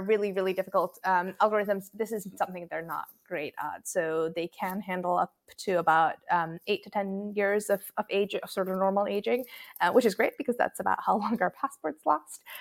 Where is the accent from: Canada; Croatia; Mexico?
Croatia; I grew up in Croatia